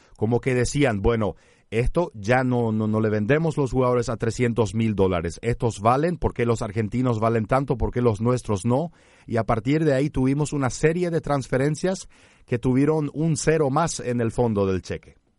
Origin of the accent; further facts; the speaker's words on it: Paraguay; nosotros acá en Paraguay